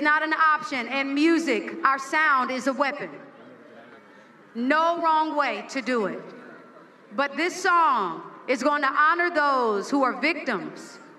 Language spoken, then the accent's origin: English; United States; as an American and as a woman